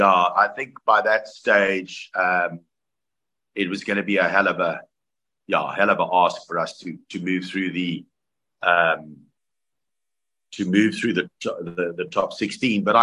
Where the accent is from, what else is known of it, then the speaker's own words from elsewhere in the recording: Canada; born there; the caption came up that I was born in Canada.